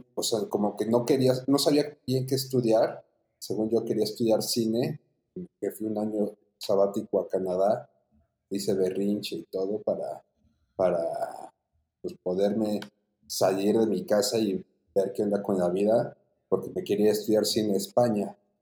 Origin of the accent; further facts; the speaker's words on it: Puebla, Mexico; soy de la ciudad de Puebla, nacido en Puebla, Puebla. Pues la verdad, tuve una infancia muy tranquila